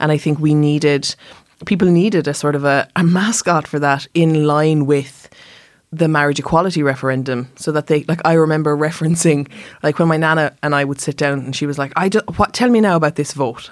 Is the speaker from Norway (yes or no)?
no; Germany; now in Ireland; I am from Germany